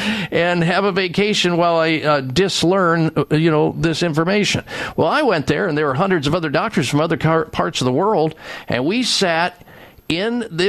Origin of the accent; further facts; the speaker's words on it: Midwest, United States; They didn't tell me about eating well when I was young, growing up in the Midwest